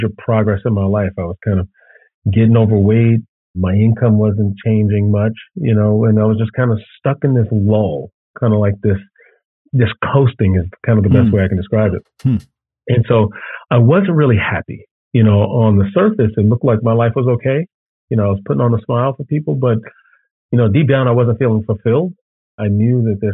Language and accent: English; Chicago, Illinois, United States; I'm born and raised in Chicago.